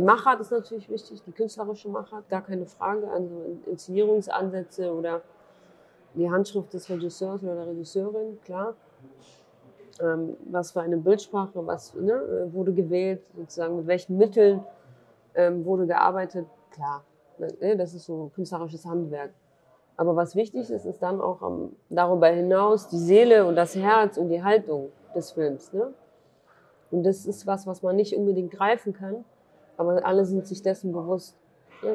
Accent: Germany; born or raised there; also born or lived in Duhok, Iraq

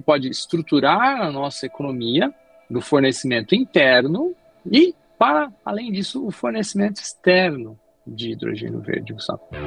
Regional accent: Brazil; quem melhor conhece o Brasil somos nós, brasileiros

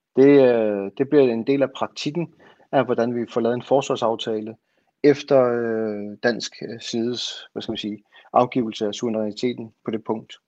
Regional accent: Greenland; jeg er grønlænder

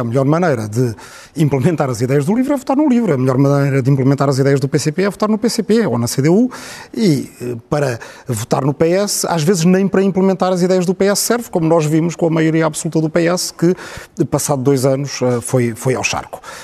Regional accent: Portugal; nós estamos habituados a ser um país pequeno

